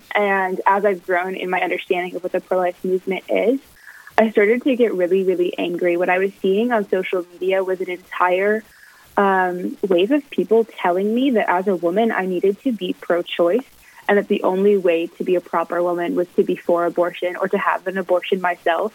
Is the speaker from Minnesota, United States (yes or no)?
yes; Plymouth, Minnesota, United States; moved away as an adult; now in Fargo, United States; I'm originally from Plymouth, Minnesota